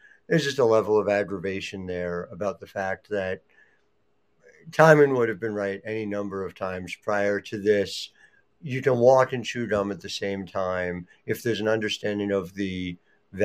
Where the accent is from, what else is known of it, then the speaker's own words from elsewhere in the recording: New Jersey, United States; I'm from New Jersey